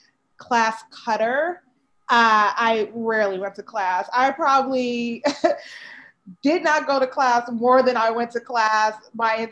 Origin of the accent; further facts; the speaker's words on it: Chicago, Illinois, United States; moved away as an adult; also born or lived in Florida; now in California, United States; I grew up in Chicago, Illinois, on the South Side, in the 100th, the Wild 100th